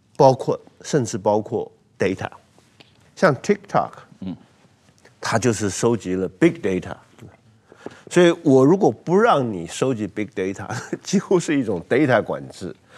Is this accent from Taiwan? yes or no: yes; Taiwan